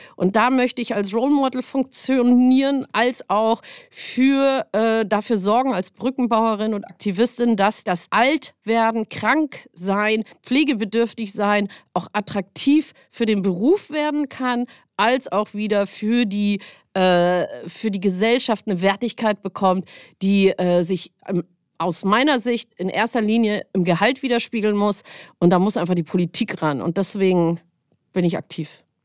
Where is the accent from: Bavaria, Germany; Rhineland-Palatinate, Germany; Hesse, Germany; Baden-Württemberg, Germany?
Bavaria, Germany; Munich; now in Hamburg, Germany; Aufgrund meiner genetischen Historie bin ich äh, auch äh, aus München